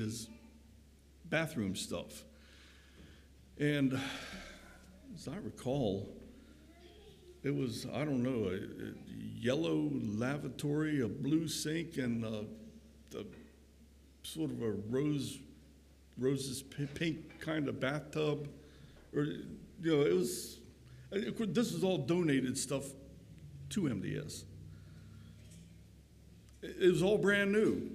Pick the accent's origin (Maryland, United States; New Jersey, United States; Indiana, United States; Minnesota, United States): Maryland, United States; Crownsville; where I grew up in the Crownsville area, just 6 or so miles west of Annapolis and a little bit north, right along the Severn River